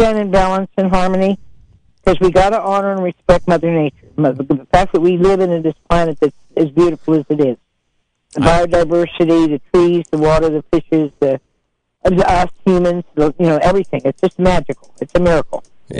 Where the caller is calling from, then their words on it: Caspar, California, United States; I'm from Casper, and I don't want you to mess with this abalone or the seaweed or the seals and the sea lions